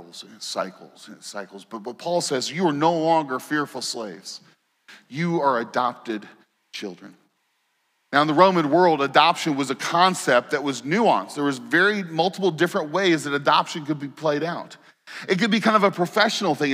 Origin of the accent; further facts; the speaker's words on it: Indiana, United States; moved away; I grew up in Indiana